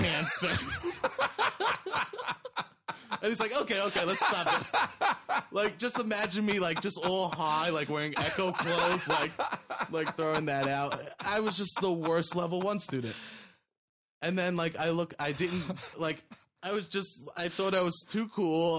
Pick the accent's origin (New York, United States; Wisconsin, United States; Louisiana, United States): New York, United States; New York City; my, uh, friends that I grew up with in Staten Island